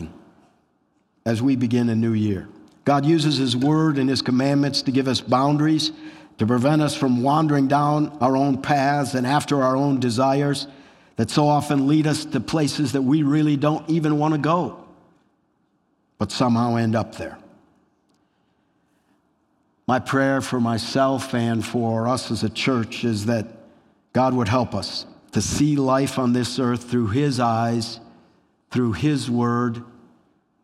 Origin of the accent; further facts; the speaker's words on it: Wisconsin, United States; I grew up in Wisconsin